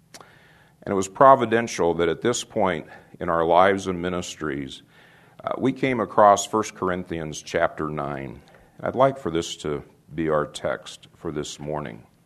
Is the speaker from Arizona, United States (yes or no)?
yes; Phoenix, Arizona, United States; moved away as an adult; also born or lived in Dallas / Brewster, Nebraska; My wife and I grew up in Phoenix.